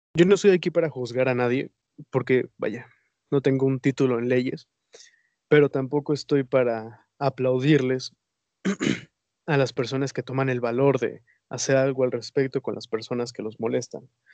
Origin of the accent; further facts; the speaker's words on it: Mexico; somos mexicanos